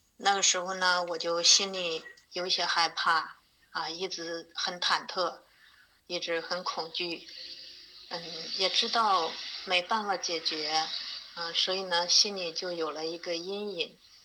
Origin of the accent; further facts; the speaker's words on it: Hubei, China; 我是来自湖北的…